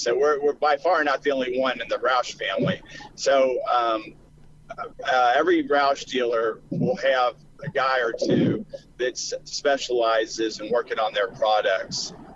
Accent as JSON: {"language": "English", "region": "Kentucky", "country": "United States", "tie": "born or raised there", "moved": "yes", "lives_now": "Morrison, United States", "said": "I grew up in Kentucky"}